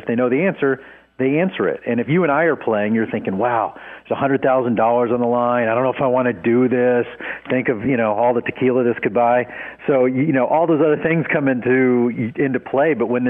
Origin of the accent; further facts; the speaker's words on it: Dallas, Texas, United States; Born and raised in Dallas.